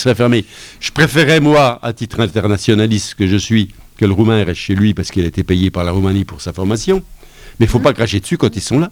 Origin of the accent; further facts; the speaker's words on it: Lure, Bourgogne-Franche-Comté, France; chez nous, à Lure